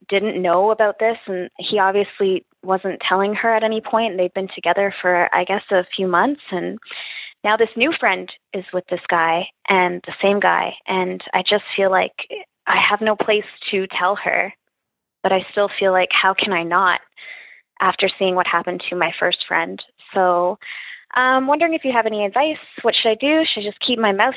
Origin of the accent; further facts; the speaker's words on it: Canada; I'm from Canada.